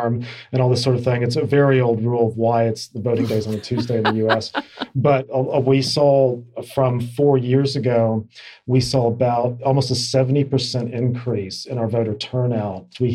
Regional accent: Kentucky, United States; moved away as an adult; now in Australia; My home state of Kentucky

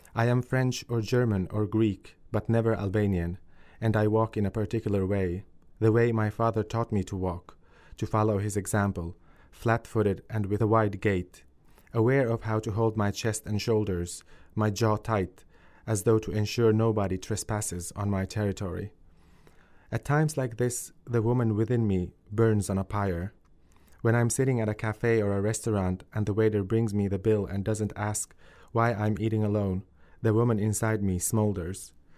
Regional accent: Finland; also born or lived in Kosovo; I grew up in a refugee family in, in Finland and I moved there when I was two years old, so I have no memories of life in Kosovo whatsoever

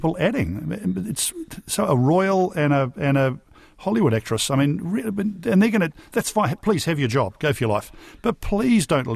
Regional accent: New Zealand; I feel as a New Zealander

